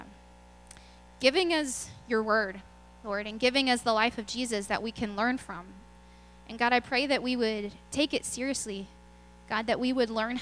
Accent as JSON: {"language": "English", "town": "Lubbock", "region": "Texas", "country": "United States", "lives_now": "Belton, United States", "said": "I'm from Lubbock, where there's actual winters"}